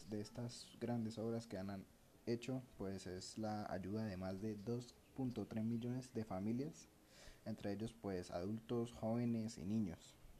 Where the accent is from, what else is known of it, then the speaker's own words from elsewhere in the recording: Colombia; nuestro país Colombia